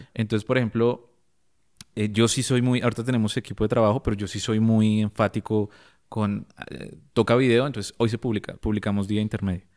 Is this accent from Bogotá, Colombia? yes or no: yes; Bogotá, Colombia; Yo, yo me crié en Libertadores